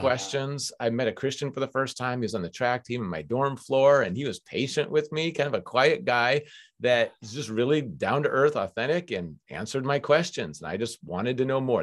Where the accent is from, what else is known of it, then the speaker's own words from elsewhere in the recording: Minneapolis, Minnesota, United States; moved away as an adult; now in West Coast, United States; I grew up on the University of Minnesota campus